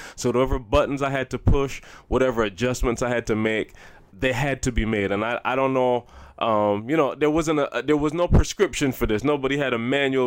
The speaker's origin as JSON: {"language": "English", "country": "Barbados", "tie": "born or raised there", "said": "I'm growing up in Barbados and our culture is, like, for real"}